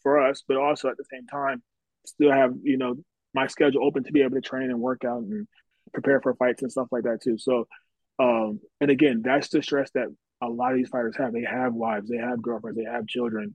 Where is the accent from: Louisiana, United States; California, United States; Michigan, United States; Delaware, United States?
Delaware, United States; moved away; also born or lived in Missouri; I'm originally from Delaware, originally from the East Coast